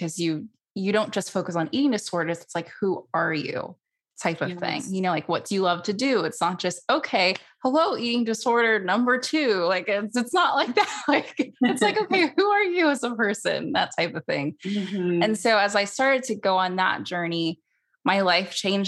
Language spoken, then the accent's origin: English; San Francisco Bay Area, California, United States; I grew up in the San Francisco Bay Area